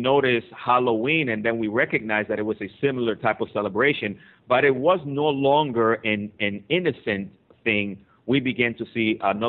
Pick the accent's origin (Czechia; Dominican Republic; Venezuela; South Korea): Dominican Republic; also born or lived in Aventura, Florida; now in United States; I'm originally from the Dominican Republic, Nathan, and when we came to this country